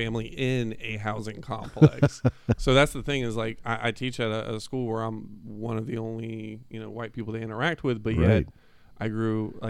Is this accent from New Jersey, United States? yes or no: no; Palatka, Florida, United States; now in Gainesville, United States; I was actually born and raised in Palatka, which is like 45 minutes away.